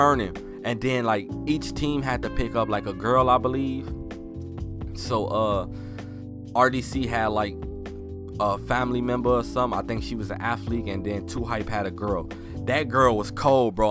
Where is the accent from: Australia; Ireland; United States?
United States; Chicago, Illinois; I'm from Chicago